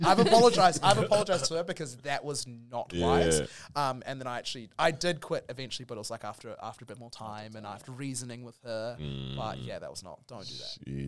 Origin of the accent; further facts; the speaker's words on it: New Zealand; I'm from New Zealand on a podcast with other people of color and we're having a conversation.